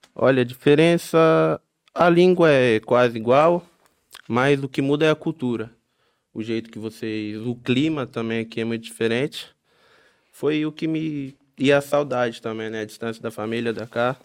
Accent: Baixada Santista, São Paulo, Brazil; moved away as an adult; now in Nazaré, Portugal; Eu vim do, de São Paulo, interior de Santos. Vim da Baixada, sou Baixada Santista.

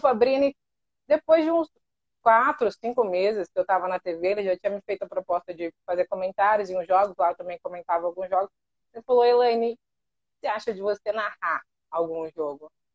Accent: Catanduva, São Paulo, Brazil; also born or lived in Paraná; eu nasci no Paraná mas eu fui muito pequenininha para o interior de São Paulo

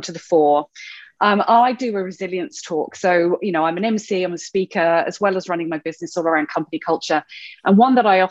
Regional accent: United Kingdom; moved away as an adult; now in Australia; you could possibly tell by my dodgy accent that I wasn't actually born in Australia. So born in the UK originally, and then came over to Australia about 13 and a half, coming up 14 years ago

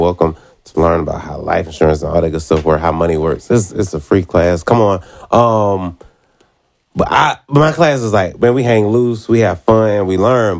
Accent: North Carolina, United States; so I grew up in North Carolina, and it's just different, man.

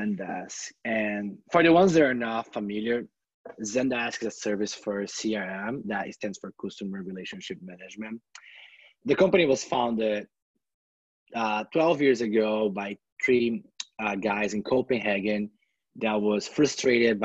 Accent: Brazil; moved away as an adult; also born or lived in California, United States; now in Bay Area, United States; I come from this countryside city in Brazil that is very laid back

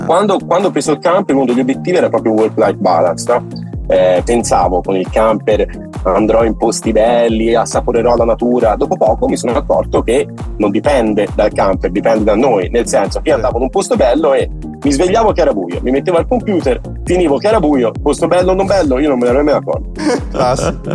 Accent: Santa Maria a Monte, Tuscany, Italy; Santa Maria Monte in provincia di Pisa, frazione ah, di Monte ah. Calvole, un paesino piccolino

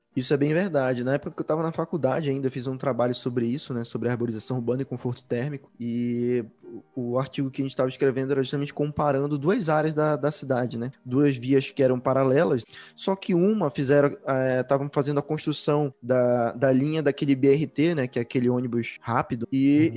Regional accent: Belém, Pará, Brazil; now in Curitiba, Brazil; Eu, por exemplo, sou de Belém, hoje eu tô morando em Curitiba, mas eu sou de Belém

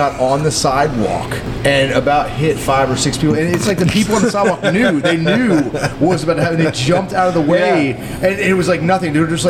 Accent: Clearwater, Florida, United States; moved away; Where I grew up in Clearwater

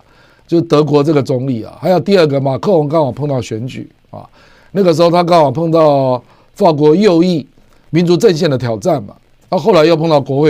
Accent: Taiwan; 身为台湾人，我大概了解台湾的自我毁灭性何来

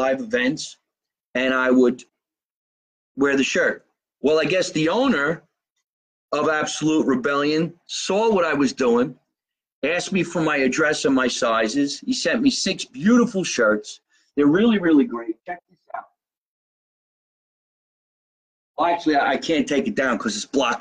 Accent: Jersey City, New Jersey, United States; I was born in Jersey City, New Jersey.

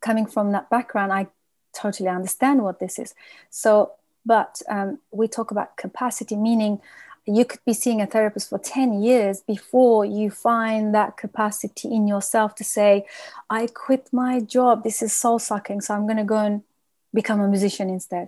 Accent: United Kingdom; we are a nation that we don't really talk much, and vulnerability is not something we practice, and it's actually threatening to our being as British people

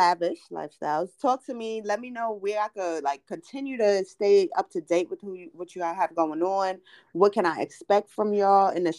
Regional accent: New York City, New York, United States; also born or lived in Greensboro; now in Charlotte, United States; I'm from Brooklyn, New York

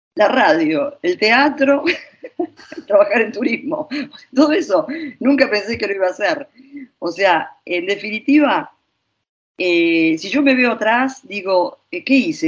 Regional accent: Argentina; now in Italy; yo soy argentina, purum pampero

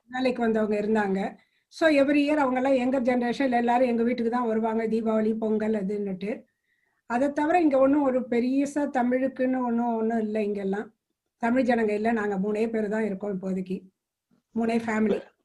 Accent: Kumbakonam, Tamil Nadu, India; moved away as an adult; also born or lived in New York; now in United States; நான் வந்து கும்பகோணத்தில் பிறந்து வளர்ந்தேன்

